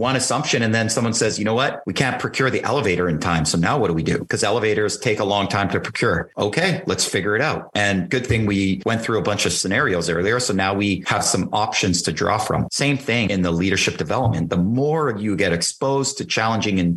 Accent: Canada; I'm a Canadian kid, and in in Canada, we have a far different perception

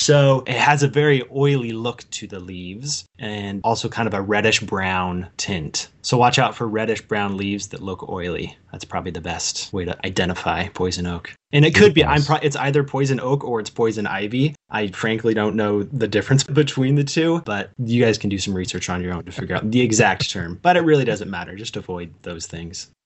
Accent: Pleasant Hill, Oregon, United States; also born or lived in Portland, Oregon; I grew up just outside Eugene in a small town called Pleasant Hill.

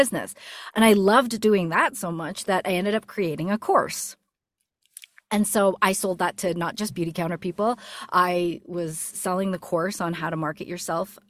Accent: Canada; moved away as an adult; now in United States; my husband ended up getting a job opportunity here in the States, and we're from Canada

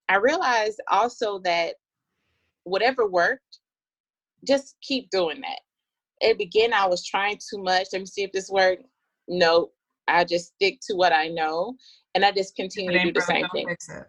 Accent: Atlanta, Georgia, United States; And I am from Atlanta, Georgia.

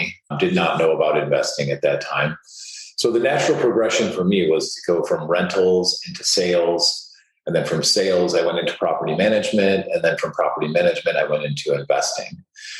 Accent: Chicago, Illinois, United States; also born or lived in Southern California; I was born and raised in Chicago

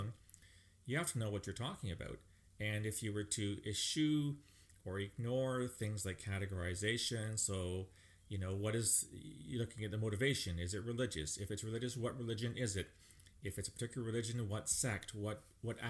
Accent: Canada; as a Canadian

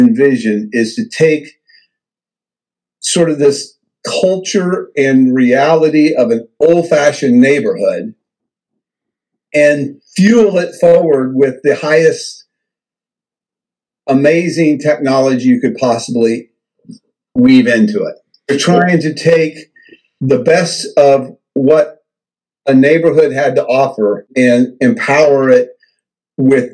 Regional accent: the Ozarks in southern Missouri, United States; I grew up in the Ozarks in southern Missouri

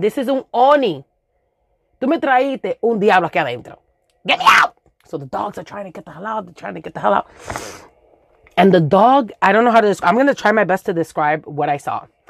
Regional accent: New York City, New York, United States; first language Spanish; English is a second language; I grew up in Los Sures in Williamsburg

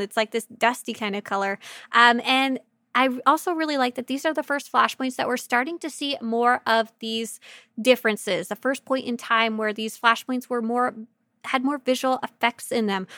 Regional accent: Canada; my home country of Canada

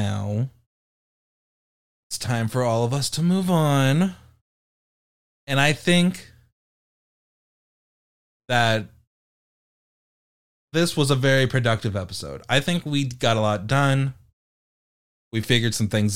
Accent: United Kingdom; I'm British.

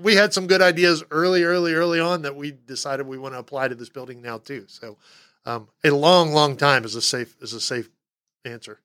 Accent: Texas, United States; moved away; I'm from Texas

